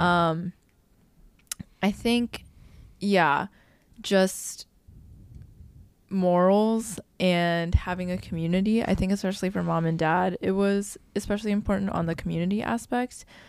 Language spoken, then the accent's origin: English; Midwest, United States; growing up in the Midwest